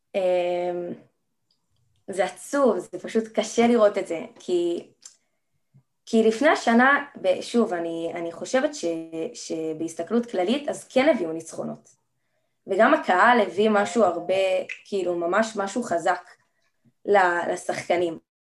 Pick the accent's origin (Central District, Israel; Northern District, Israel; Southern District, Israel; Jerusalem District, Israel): Jerusalem District, Israel; Jerusalem; אני בת 17, אה, מירושלים